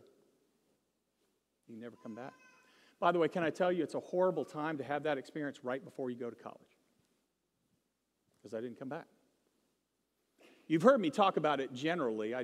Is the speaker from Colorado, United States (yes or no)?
no; Virginia, United States; we grew up in Virginia near the East Coast